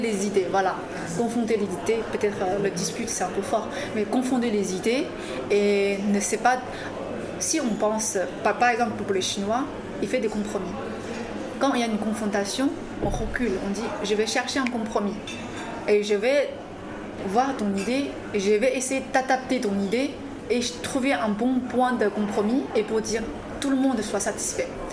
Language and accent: French; China; French is a second language; moved away as an adult; also born or lived in Grenoble, France; now in France; je suis une chinoise